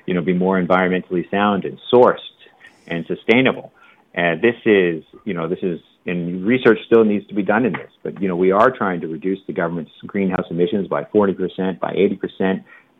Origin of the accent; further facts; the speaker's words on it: Canada; as a Canadian